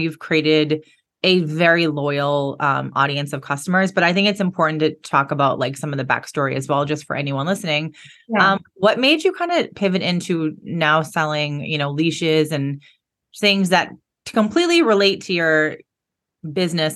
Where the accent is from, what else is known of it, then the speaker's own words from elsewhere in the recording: Boston, Massachusetts, United States; moved away as an adult; also born or lived in San Diego, California; now in California, United States; I'm from Boston. I moved back to Boston after San Diego